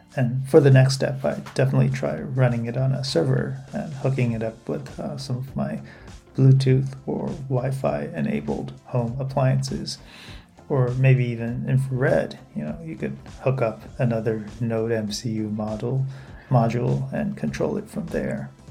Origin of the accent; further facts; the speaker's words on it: Taipei, Taiwan; now in Fukuoka, Japan; I was in Taipei, my hometown, and working remotely from home at the time